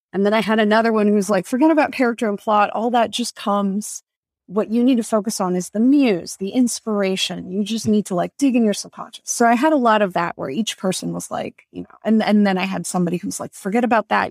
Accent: Tampa, Florida, United States; I'm Dominican American, and when I grew up in Tampa

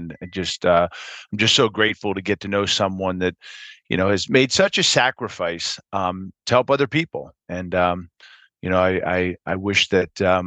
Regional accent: Philadelphia, Pennsylvania, United States; I was born and raised in Philadelphia

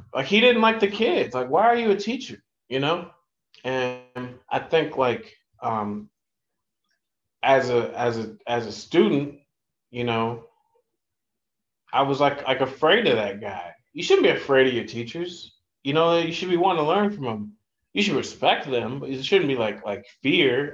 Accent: Ohio, United States; now in New York, United States; growing up in Ohio

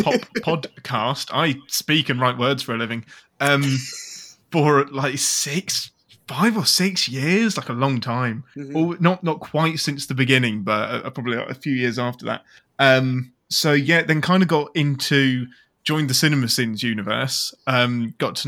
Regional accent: England, United Kingdom; I'm English

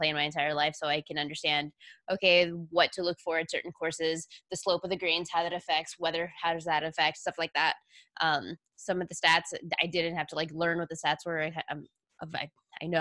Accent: Texas, United States; born and raised in Texas

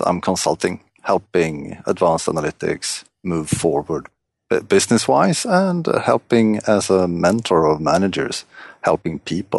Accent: Stockholm, Stockholm County, Sweden; English is a second language; I'm from Stockholm, Sweden.

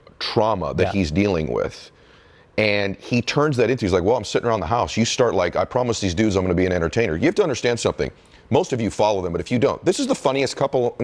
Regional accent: Massachusetts, United States; moved away; I'm from Massachusetts originally

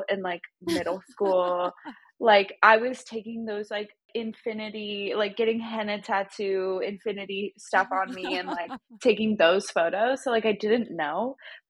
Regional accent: Boise, Idaho, United States; moved away as an adult; now in Los Angeles, United States; I grew up in Boise, Idaho

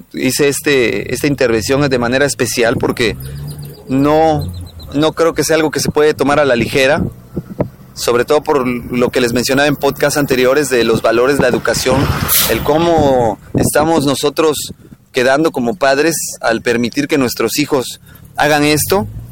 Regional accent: Mexico; como mexicanos

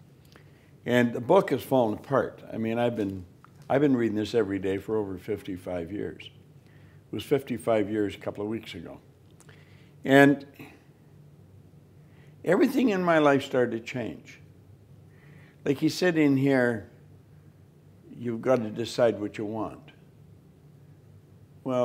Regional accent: Toronto, Ontario, Canada; I'm from Toronto

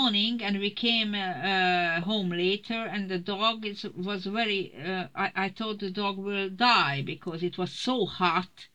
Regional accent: Budapest, Hungary; I was born in Budapest in an artist family.

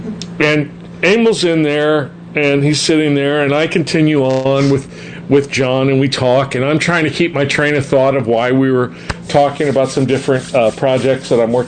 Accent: Glendale, United States; now in Arizona; Well, now I live in Arizona, but I grew up in Glendale.

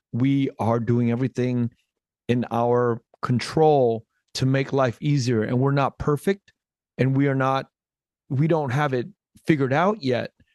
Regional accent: United States; an American born kid, uh, with Vietnamese roots to my, to my mother, to my motherland

